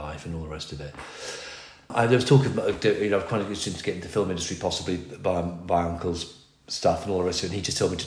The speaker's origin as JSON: {"language": "English", "area": "Berkshire", "region": "South East England", "country": "United Kingdom", "tie": "born or raised there", "said": "I grew up in Berkshire in a village"}